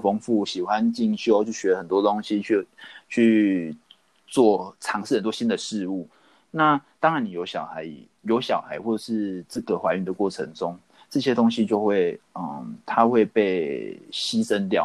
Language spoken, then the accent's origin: Chinese; Taiwan; 我们台湾人